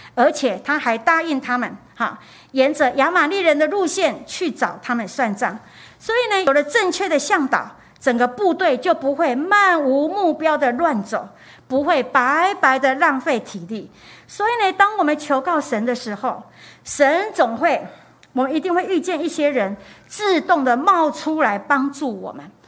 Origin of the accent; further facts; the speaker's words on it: Taiwan; 我们台湾人就有一个现象，重男轻女